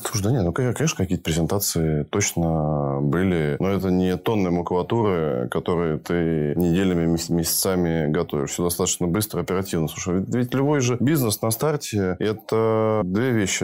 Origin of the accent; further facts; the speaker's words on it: Russia; also born or lived in Budapest, Hungary; Я родился в Будапеште, достаточно большое количество первых лет своей жизни провел там, потом мы вернулись в Россию, я учился в России в школе и институт заканчивал